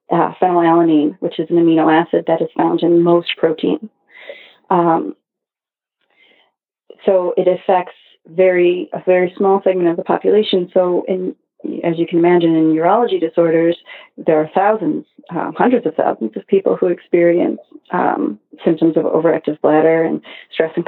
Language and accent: English; Cleveland, Ohio, United States; moved away as an adult; also born or lived in Arizona; now in New York City, United States; I grew up in Cleveland, Ohio